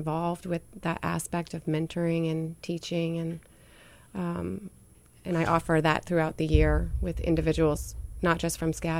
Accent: New Hampshire, United States; born there; also born or lived in New Orleans, United States; now in Savannah, United States; I was born in New Hampshire, and I was born in the White Mountains.

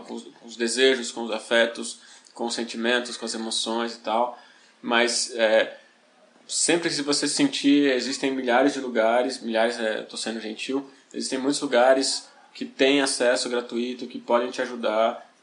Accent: São Paulo, Brazil; Eu sou periférico, eu cresci em Taipas, a minha infância foi Brasilândia, Carumbé, Taipas

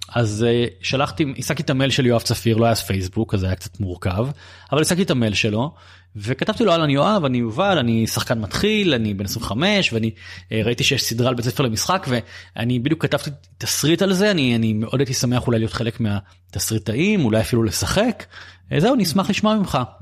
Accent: Bat Yam, Tel Aviv District, Israel; גדלתי בבת ים

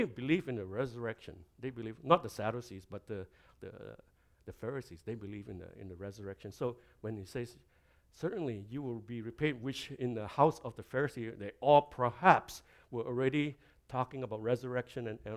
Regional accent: Malaysia; now in Canada; I come from Malaysia, and I've been in Canada a long, long time.

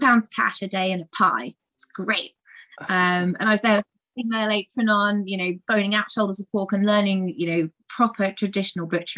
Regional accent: Guildford, South East England, United Kingdom; also born or lived in London; I was born in Guildford, and I was brought up on a small holding

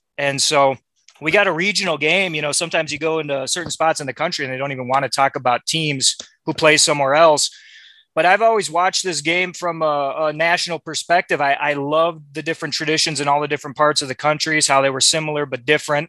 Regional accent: Minneapolis, Minnesota, United States; moved away as an adult; also born or lived in Iowa City, Iowa / Los Angeles, California; I was born in Iowa City. I grew up in Minneapolis, another college town, a suburb of Minneapolis.

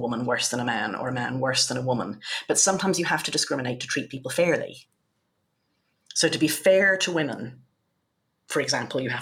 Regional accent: Ireland; now in United Kingdom; my home country, Ireland

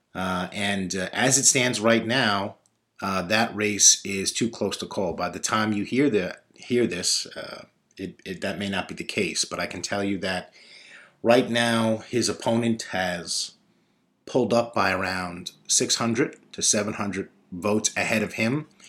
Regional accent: New York City, New York, United States; We grew up together on Ridge Boulevard, uh, on different sides of sixty-ninth Street

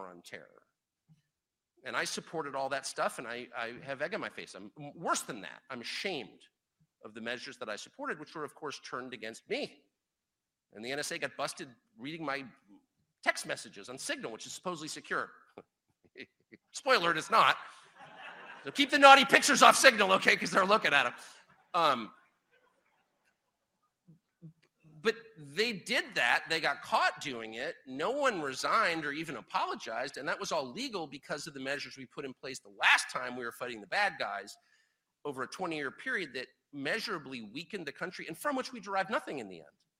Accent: United States; I am an American. I was born here. I will die here

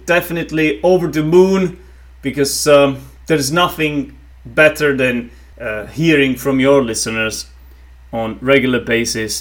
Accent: Czechia; first language Czech; English is a second language; in my native tongue, in Czech

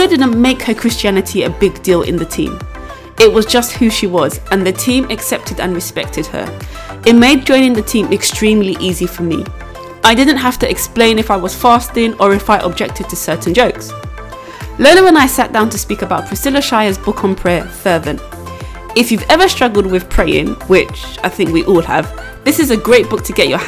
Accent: United Kingdom; accent: British; As you might be able to tell from my accent, I am British

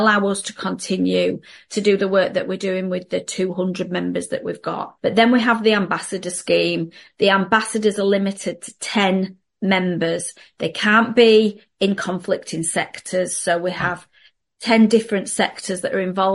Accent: Castleford, Yorkshire and the Humber, United Kingdom; moved away as an adult; now in Normanton, United Kingdom; I'm a Castlass. I'm originally from Castleford. I worked in Normanton for quite a few years and I've lived in Normanton for the last 20 years.

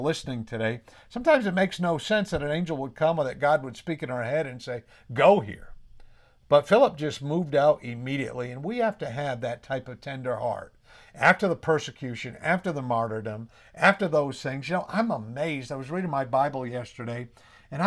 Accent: New England, United States; accent: New England

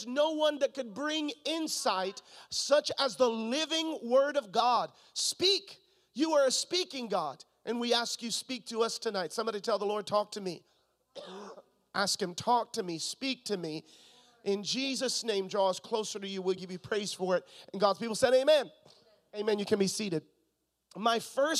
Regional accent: Florida, United States; moved away; also born or lived in Missouri; I'm from Florida. And if you grow up in Florida, you grow up swimming

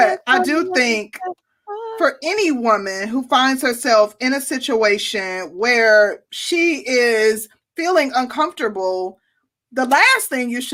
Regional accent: Milwaukee, Wisconsin, United States; moved away; I'm from Milwaukee

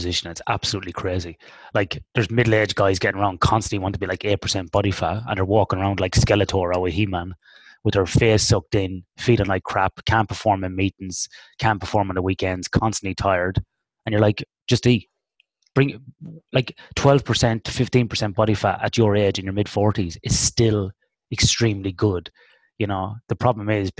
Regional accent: Ireland; now in Western Australia, Australia; Me being Irish

